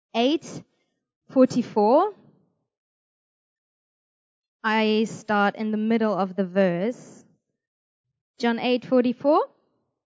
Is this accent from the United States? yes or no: no; Germany; I'm from Germany